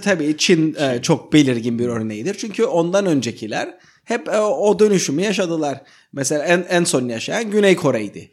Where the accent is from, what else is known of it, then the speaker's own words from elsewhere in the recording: Cyprus; Sanırım biz Kıbrıslılar olarak